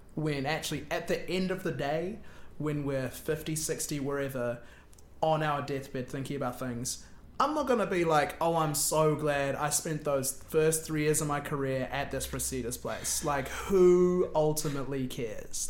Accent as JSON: {"language": "English", "region": "Wellington", "country": "New Zealand", "also_born_or_lived": "Auckland", "moved": "as an adult", "said": "I came from Wellington, went up to Auckland, I knew people from school"}